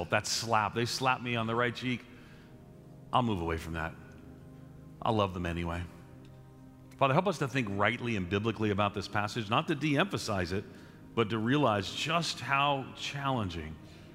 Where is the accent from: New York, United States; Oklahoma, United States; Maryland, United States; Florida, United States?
New York, United States; New York City; I grew up in New York City